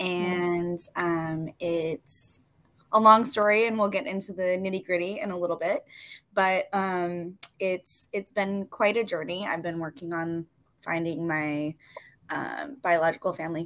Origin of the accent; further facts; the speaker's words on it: Wisconsin, United States; I grew up in Wisconsin. I am a Midwesterner